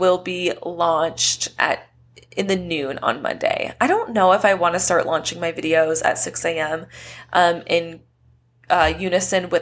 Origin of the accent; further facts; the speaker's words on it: Southern California, United States; moved away as an adult; now in Las Vegas, United States; moving out of my hometown in this tiny-ish place in Southern California into a brand new state